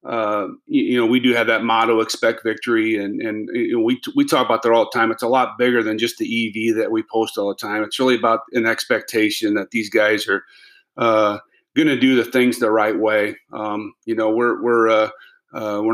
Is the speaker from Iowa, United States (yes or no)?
yes; Allison, Iowa, United States; I grew up in Allison, Iowa, so just about a half hour west of Waverly